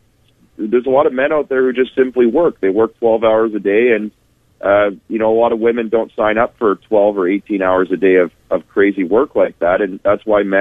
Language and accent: English; Winnipeg, Manitoba, Canada; I'm from Winnipeg.